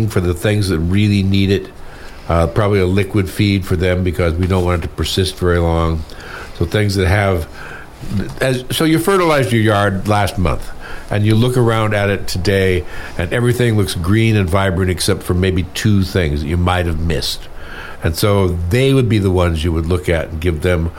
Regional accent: California, United States; born or raised there; moved away

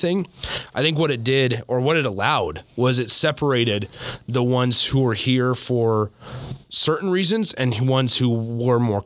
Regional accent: Lincoln, Nebraska, United States; I'm from Lincoln. I didn't want to stay in town for school

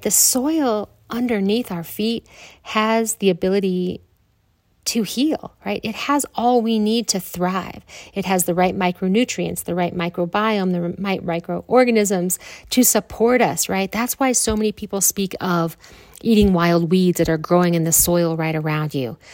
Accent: Midwest, United States; moved away as an adult; also born or lived in Grand Canyon, Arizona; growing up in the Midwest and not doing a whole lot of traveling

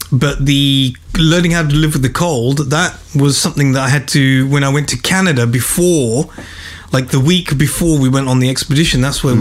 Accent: England, United Kingdom; accent: British; now in Bawshar, Oman; I was born in England. Mm. I grew up in England.

